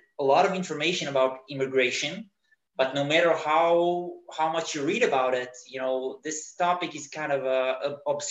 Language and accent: English; Israel; moved away as an adult; now in Berlin, Germany; I immigrated from Israel